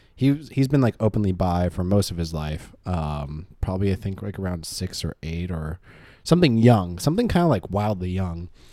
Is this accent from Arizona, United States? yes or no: no; Claremont, California, United States; I'm from Claremont.